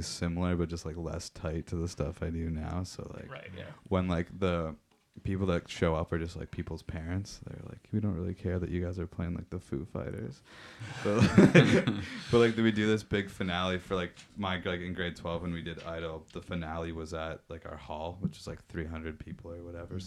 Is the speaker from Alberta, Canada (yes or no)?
no; Meaford, Ontario, Canada; now in London, Canada; I'm from Meaford